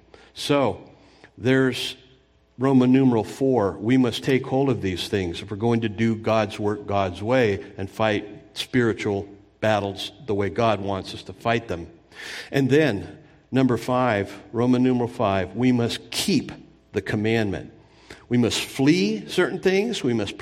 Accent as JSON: {"language": "English", "region": "California", "country": "United States", "tie": "born or raised there", "said": "I grew up near Disneyland in Southern California. I remember when they built it in Orange County."}